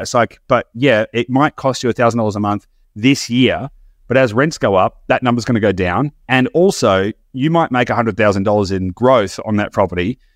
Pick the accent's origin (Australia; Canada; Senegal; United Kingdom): Australia; as an Australian